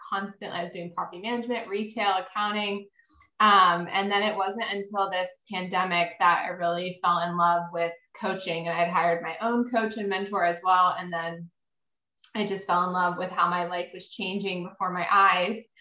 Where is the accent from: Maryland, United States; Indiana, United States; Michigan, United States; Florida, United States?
Maryland, United States; I live in Maryland. I grew up in Maryland.